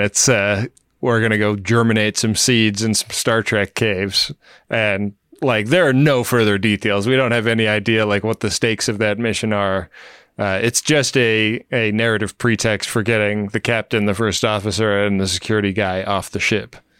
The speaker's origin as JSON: {"language": "English", "town": "Oakland", "region": "California", "country": "United States", "tie": "born or raised there", "said": "my hometown."}